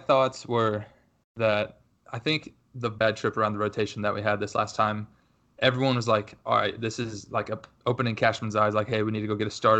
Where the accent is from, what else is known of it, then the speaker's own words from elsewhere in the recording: Indiana, United States; now in Nashville, United States; I'm from Indiana, but I currently live in Nashville, Tennessee.